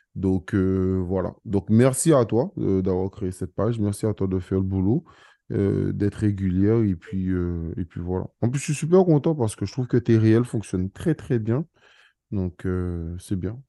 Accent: Guadeloupe, France; je suis guadeloupéen

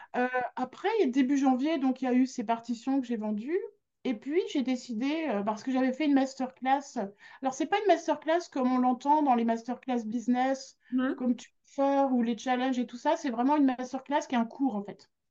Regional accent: Grenoble, Auvergne-Rhône-Alpes, France; suis de Grenoble, là je suis née à Grenoble. Euh, quand j'étais au conservatoire de Grenoble

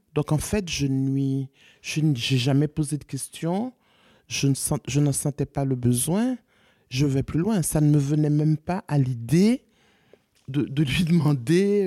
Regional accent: Haiti; also born or lived in Congo; now in France; je suis haïtienne

